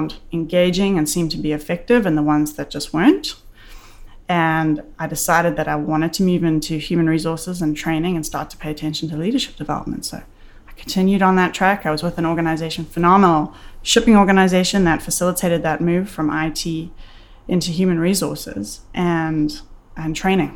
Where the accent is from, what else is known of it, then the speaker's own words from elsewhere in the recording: South Africa; moved away as an adult; now in Canada; I was born and raised in South Africa, a very interesting place, and moved to Canada in 2001